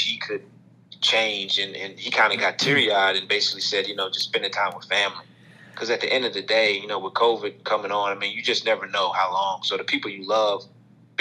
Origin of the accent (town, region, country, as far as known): North Carolina, United States; born or raised there; moved away as an adult; also born or lived in Virginia / Maryland